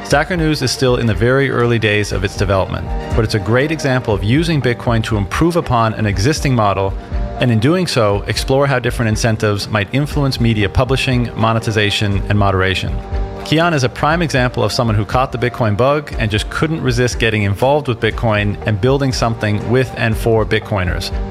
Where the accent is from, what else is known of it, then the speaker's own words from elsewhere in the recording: California, United States; moved away as an adult; now in Austin, United States; No, I'm from California.